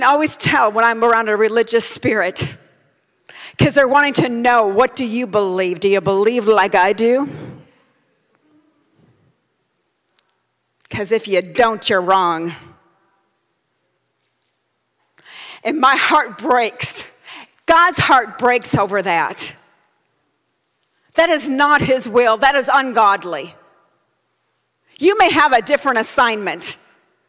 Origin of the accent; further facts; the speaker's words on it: United States; I'm a Christian before I'm an American